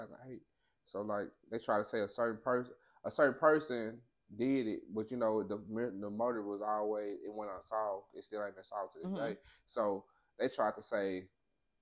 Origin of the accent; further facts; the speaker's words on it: Pine Bluff, Arkansas, United States; That's where I come from, right? Pine Bluff